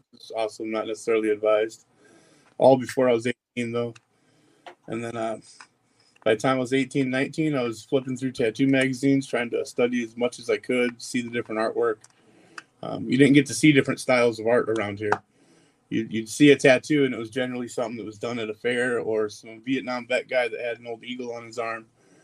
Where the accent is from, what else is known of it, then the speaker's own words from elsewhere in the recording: Phoenix, Arizona, United States; I grew up out in Phoenix